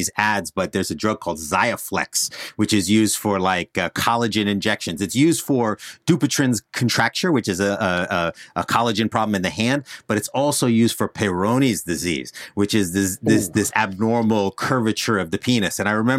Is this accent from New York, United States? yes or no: no; New Jersey, United States; accent: Jersey; The accent that I can turn off is the Jersey accent. I'm from Northern New Jersey.